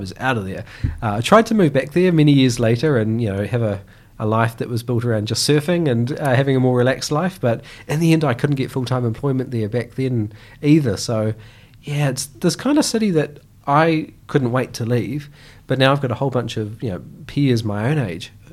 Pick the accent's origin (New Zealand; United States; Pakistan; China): New Zealand; Gisborne; what I remember growing up in Gisborne most of all was sort of, you know, bare feet, playing with other kids in the backyards